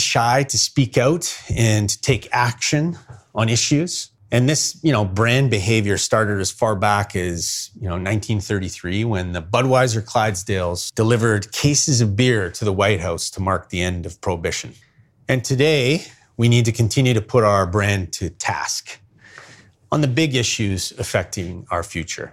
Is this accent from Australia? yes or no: no; Winnipeg, Manitoba, Canada; I was born in Winnipeg